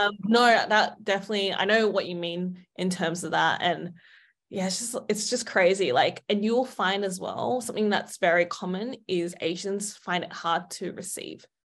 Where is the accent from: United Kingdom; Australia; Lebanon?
Australia; I grew up in Australia